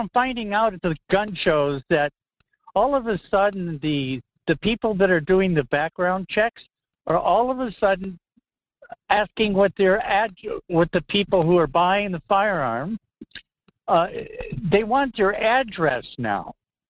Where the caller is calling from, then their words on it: Fairbanks, Alaska, United States; from Fairbanks.